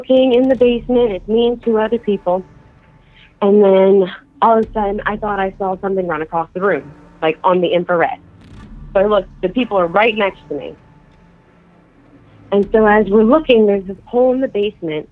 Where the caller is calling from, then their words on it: Philadelphia, Pennsylvania, United States; I'm calling from Philadelphia